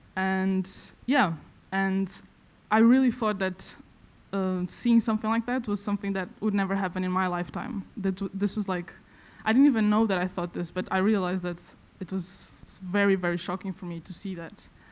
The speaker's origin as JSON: {"language": "English", "town": "Vila Real", "region": "Norte", "country": "Portugal", "tie": "born or raised there", "moved": "as an adult", "lives_now": "Stockholm, Sweden", "said": "I come from Vila Real, which is a very small town in the north of Portugal"}